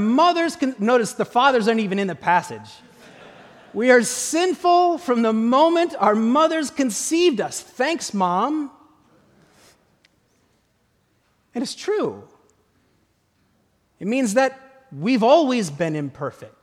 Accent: Midwest, United States; I grew up in the Midwest

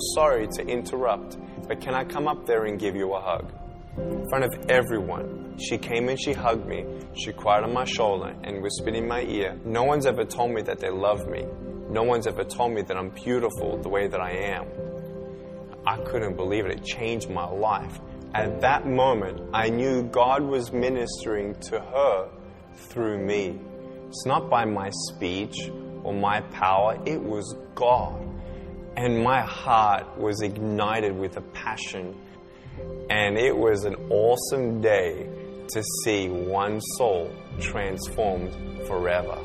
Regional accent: Melbourne, Victoria, Australia; I was born in Melbourne, Australia, 1982

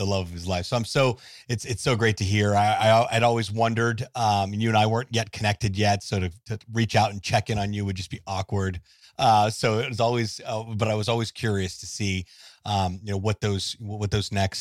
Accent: Orlando and Miami, Florida, United States; I grew up in Orlando and Miami, so I know all about a tourist hub

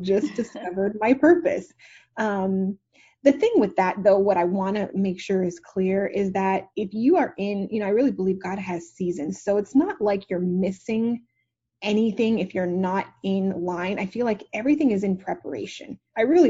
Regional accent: Montreal, Quebec, Canada; now in Dallas, United States; I'm actually originally from Montreal, Canada. So I'm not an American

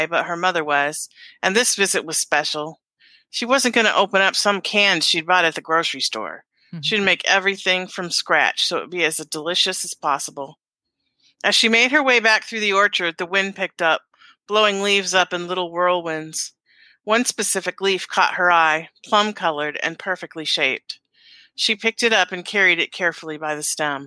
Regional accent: Alaska, United States; I grew up in Alaska, so we had to have costumes.

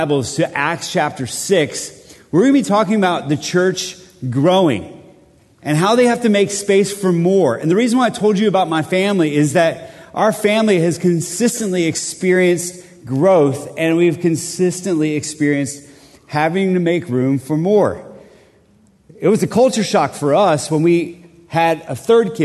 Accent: Colombia; now in Middle Tennessee, United States; I'm from Columbia, South America.

